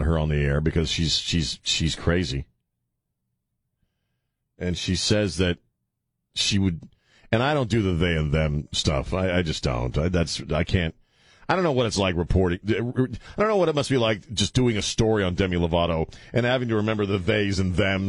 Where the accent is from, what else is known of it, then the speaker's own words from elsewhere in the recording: United States; I grew up on Chesapeake Bay and on the ocean